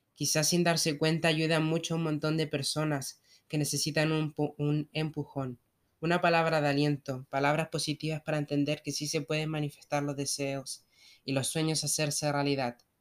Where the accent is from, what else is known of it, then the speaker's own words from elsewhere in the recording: Argentina; tengo 28 años y soy de Argentina